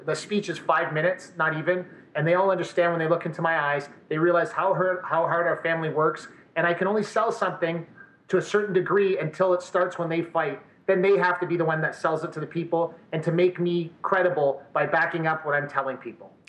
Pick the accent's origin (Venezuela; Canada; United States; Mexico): Canada; Windsor, Ontario; also born or lived in Montreal; now in Edmonton, Canada; I, I, reside in Edmonton, but I'm originally from the Windsor area